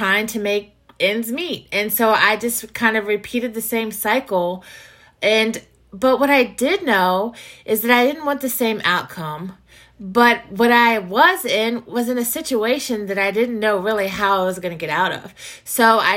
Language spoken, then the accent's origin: English; Virginia, United States; I grew up in Virginia. I've lived in Virginia my entire life.